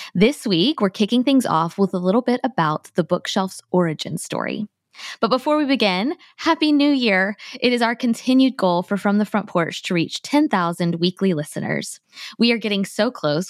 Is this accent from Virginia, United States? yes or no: no; Tallahassee, Florida, United States; moved away as an adult; now in Thomasville, United States; I grew up in Tallahassee